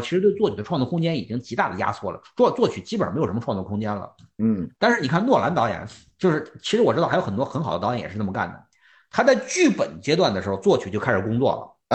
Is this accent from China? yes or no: yes; China; 我们作为中国人